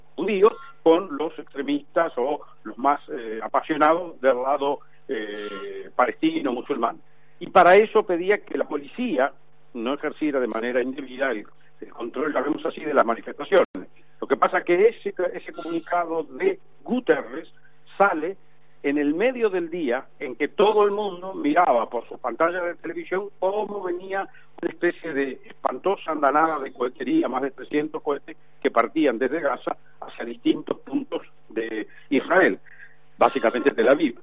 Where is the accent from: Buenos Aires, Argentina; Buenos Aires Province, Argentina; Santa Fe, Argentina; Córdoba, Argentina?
Santa Fe, Argentina; Yo soy un santafesino